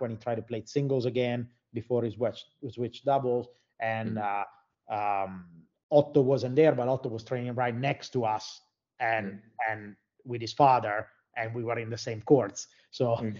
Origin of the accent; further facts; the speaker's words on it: Italy; moved away as an adult; also born or lived in Florida, United States / Finland; I'm from Italy.